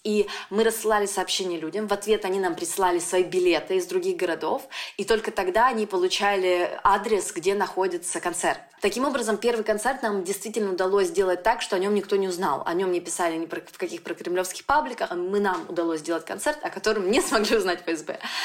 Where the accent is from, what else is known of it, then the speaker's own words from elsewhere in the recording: Nizhny Tagil, Sverdlovsk Oblast, Russia; moved away; also born or lived in Yekaterinburg / Moscow; я из Тагила уехала в Екатеринбург